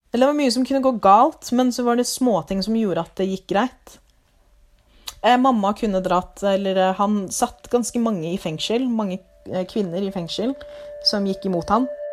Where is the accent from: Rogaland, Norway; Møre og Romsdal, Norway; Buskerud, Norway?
Buskerud, Norway; Lier; Norwegian is a second language; also born or lived in Liberia; now in Drammen, Norway; så er jeg opprinnelig fra Liberia. Eh, oppvokst i Lier. Og nå bor jeg i Drammen.